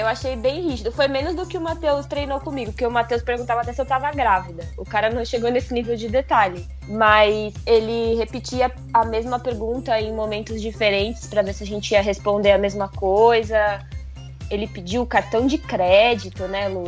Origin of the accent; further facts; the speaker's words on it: Brazil; Eu sou brasileira, não tem sotaque